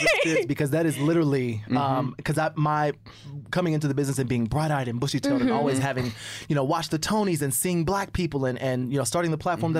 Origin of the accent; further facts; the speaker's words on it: Indiana, United States; I'm from Indiana. I was born in Indiana.